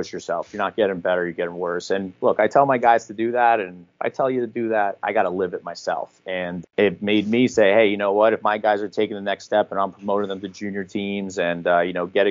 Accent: New Jersey, United States; I was born and raised in New Jersey

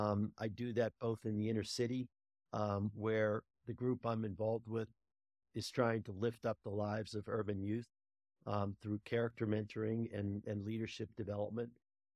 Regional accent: Pittsburgh, Pennsylvania, United States; now in Denver, United States; I grew up in Pittsburgh, Pennsylvania, and I'm still am. While I live in Denver, I still am a avid Steeler fan

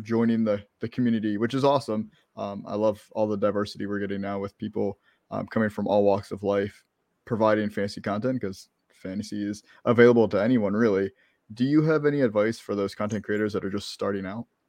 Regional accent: Maryland, United States; moved away as an adult; now in Florida, United States; I grew up in Maryland. I lived there for twenty-two years

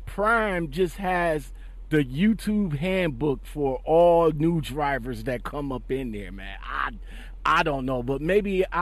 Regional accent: Dallas, Texas, United States; I am from Dallas, Texas.

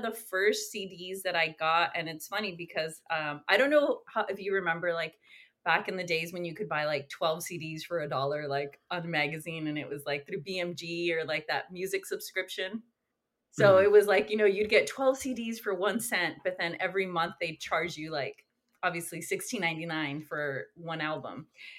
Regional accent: California, United States; I grew up in Northern California, but on the coast, close to Santa Cruz.

